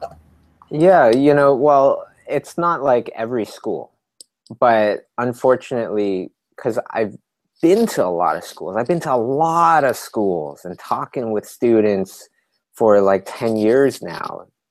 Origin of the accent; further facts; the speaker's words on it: Canada; we're from Canada